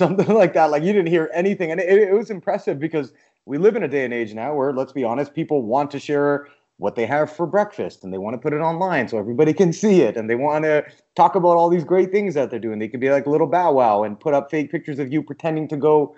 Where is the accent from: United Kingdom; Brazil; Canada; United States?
Canada; we're both Canadian